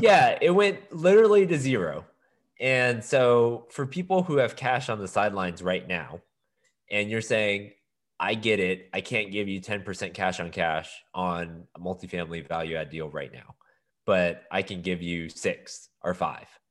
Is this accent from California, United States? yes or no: no; Houston, Texas, United States; also born or lived in Austin; I was born and raised in Houston.